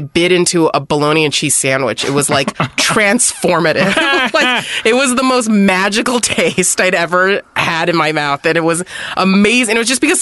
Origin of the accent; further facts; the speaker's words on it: San Gabriel Valley, California, United States; I grew up in the San Gabriel Valley, which is like 90% Chinese people.